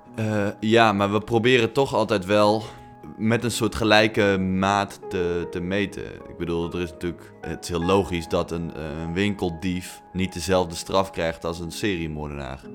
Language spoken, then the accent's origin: Dutch; Netherlands; wij als Nederlanders